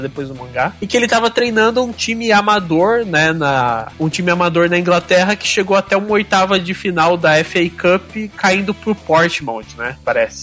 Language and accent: Portuguese; Brazil; a gente é brasileiro